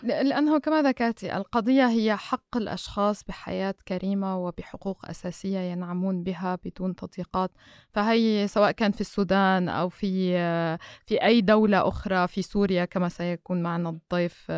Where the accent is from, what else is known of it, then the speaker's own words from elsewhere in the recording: Lebanon; أنا مثلا كلبنانية